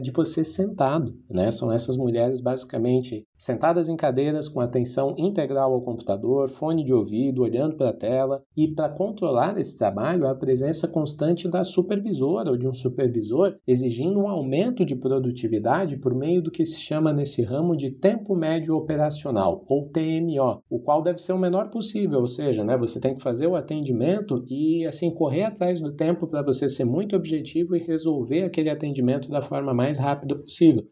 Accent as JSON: {"language": "Portuguese", "area": "Itajaí Valley", "region": "Santa Catarina", "country": "Brazil", "said": "eu sou do Vale do Itajaí, em Santa Catarina"}